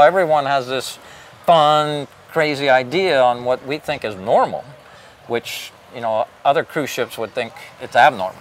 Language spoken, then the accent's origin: English; Bethlehem, Pennsylvania, United States; I grew up in Bethlehem, Pennsylvania